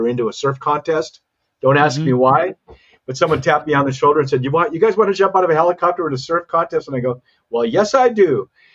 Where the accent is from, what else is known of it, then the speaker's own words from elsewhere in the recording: Santa Cruz, California, United States; also born or lived in the Dakotas / Malibu, California / Hawaii; I was actually raised in Santa Cruz, California, and began to surf there